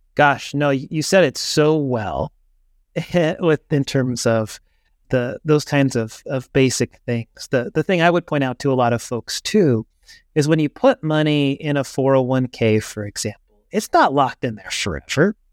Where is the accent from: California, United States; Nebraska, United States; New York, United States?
California, United States; Southern; I grew up in Southern California